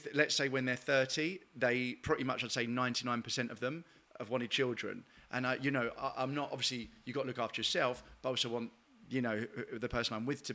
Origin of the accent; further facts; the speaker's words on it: London, United Kingdom; From here, from